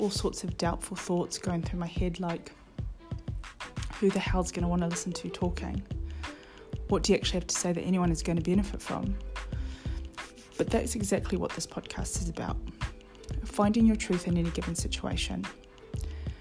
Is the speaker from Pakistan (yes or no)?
no; New Zealand; moved away as an adult; now in London, United Kingdom; I'm from New Zealand, but I've been living in London now for just over 13 years